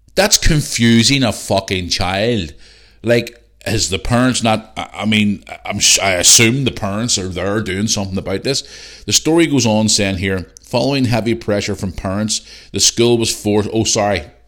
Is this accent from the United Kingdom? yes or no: yes; Belfast, Northern Ireland, United Kingdom; now in Bangor, United Kingdom; I'm from Belfast